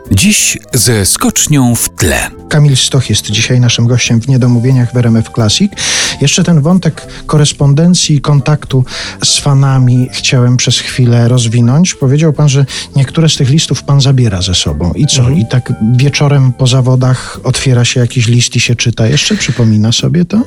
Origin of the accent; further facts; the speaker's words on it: Poland; my, Polacy